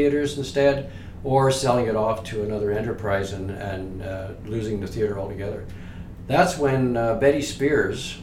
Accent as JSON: {"language": "English", "town": "Toronto", "region": "Ontario", "country": "Canada", "tie": "born or raised there", "moved": "as an adult", "said": "I'm from the West End of Toronto"}